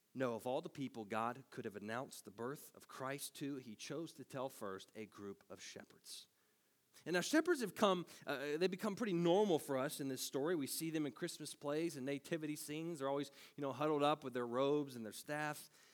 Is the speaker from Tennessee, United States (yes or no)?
yes; Tennessee, United States; moved away; I'm from Tennessee, and I'm not much of a country boy